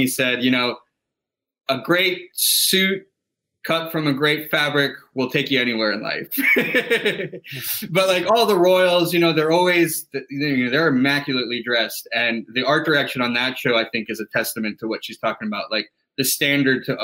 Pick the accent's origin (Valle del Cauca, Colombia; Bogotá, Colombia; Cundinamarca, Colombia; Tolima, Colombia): Tolima, Colombia; Ibagué; now in New York, United States; my hometown where I was born, in Ibagué.